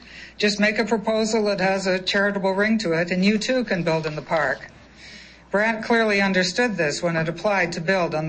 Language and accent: English; Regina, Saskatchewan, Canada; I grew up in Regina and have many happy memories of picnics in Wascana Park.